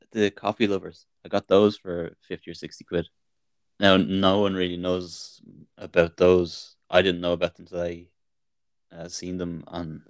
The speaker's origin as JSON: {"language": "English", "country": "Ireland", "said": "being Irish"}